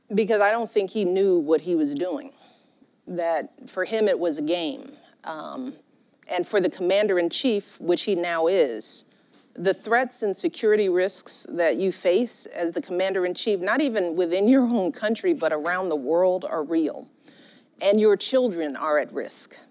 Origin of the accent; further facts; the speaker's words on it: Chicago, Illinois, United States; I grew up in Chicago, rough and tumble politics